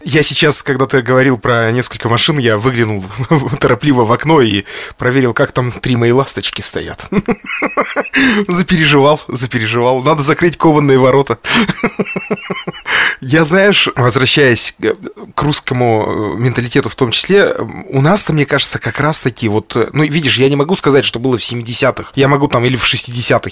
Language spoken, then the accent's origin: Russian; Lesnoy, Sverdlovsk Oblast, Russia; из моего родного города, из Лесного